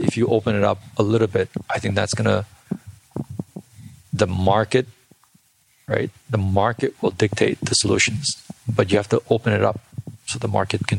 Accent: South Korea; also born or lived in India / Bangladesh / United States; I originally born and raised in South Korea. I grew up in India, South India and Bangladesh, and, you know, and I went to school in the US for a little bit.

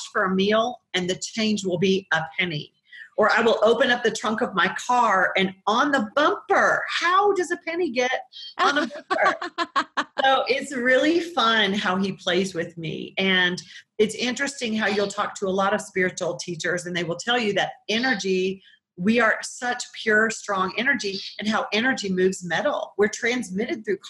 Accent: Colorado, United States; I'm from Colorado

